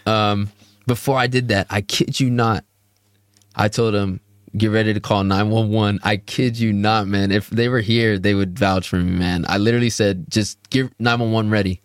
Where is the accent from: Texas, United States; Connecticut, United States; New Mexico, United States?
Texas, United States; Houston; I'm from Houston, Texas